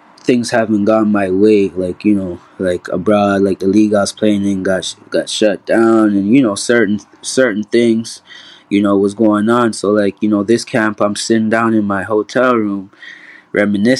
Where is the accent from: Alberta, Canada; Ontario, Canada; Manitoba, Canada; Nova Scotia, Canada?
Ontario, Canada; Toronto; growing up in Toronto, you know, in like, you know, bad neighborhoods